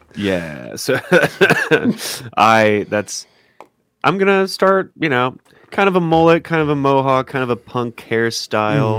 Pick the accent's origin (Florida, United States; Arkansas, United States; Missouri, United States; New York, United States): Missouri, United States; I'm from, I'm from Missouri